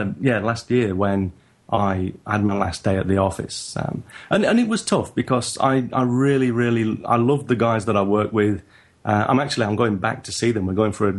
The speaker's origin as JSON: {"language": "English", "region": "England", "country": "United Kingdom", "lives_now": "Japan", "said": "So I'm a northerner in England and in Japan."}